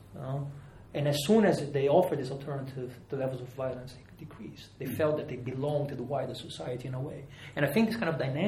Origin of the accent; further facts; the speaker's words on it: Rio de Janeiro, Brazil; moved away; also born or lived in Europe; I've been here for many years, but I'm from Rio de Janeiro.